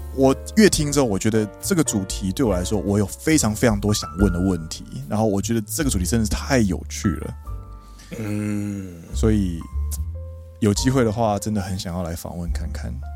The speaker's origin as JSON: {"language": "Chinese", "town": "Kaohsiung", "country": "Taiwan", "moved": "yes", "lives_now": "Japan", "said": "加上我是高雄人"}